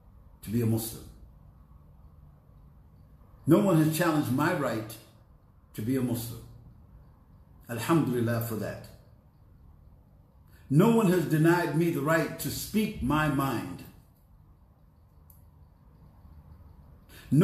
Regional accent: United States; coming back to my country is a privilege that goes with American citizenship

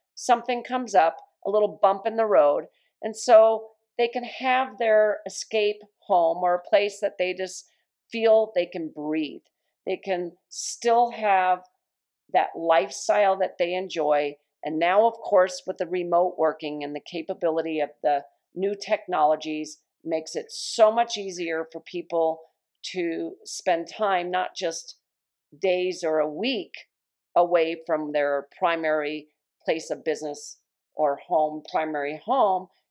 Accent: Long Island, New York, United States; moved away; I was born in New York, so once in a while, a New York word will come out just to remind me that I was born in Long Island

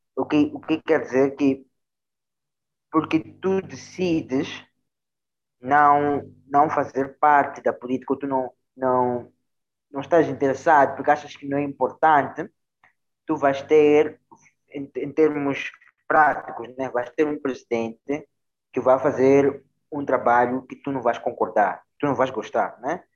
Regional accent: Mozambique

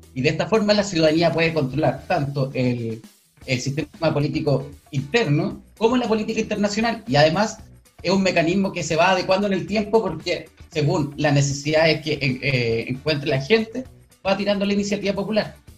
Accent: Talcahuano, Biobío, Chile; soy del, eh, de Talcahuano, del Distrito 20.

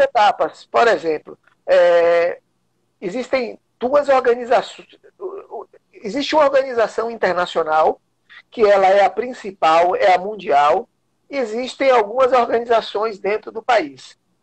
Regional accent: Vitória da Conquista, Bahia, Brazil; now in Salvador, Brazil; sou de Vitória da Conquista

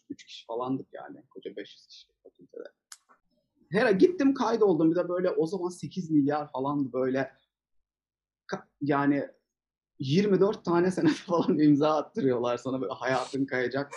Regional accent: Mersin, Turkey; moved away as an adult; also born or lived in Istanbul; ben Mersinliyim. Liseyi Mersin'de okudum.

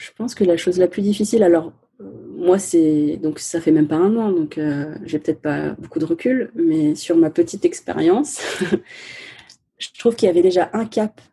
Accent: France; first language Chinese; French is a second language; d'origine chinoise, cantonaise et vietnamienne, mais euh, née en France, donc je considère que je suis aussi française

